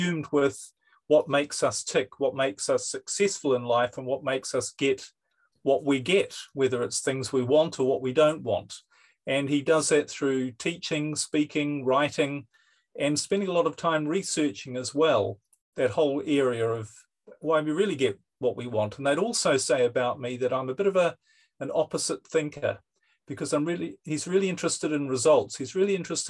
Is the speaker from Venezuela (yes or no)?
no; New Zealand; now in Europe; Originally, I'm from New Zealand, but I live in Europe.